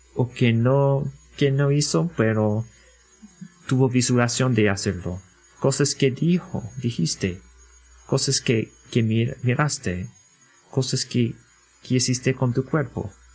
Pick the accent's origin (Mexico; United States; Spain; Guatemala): United States; Spanish is a second language; como americanos en nuestra cultura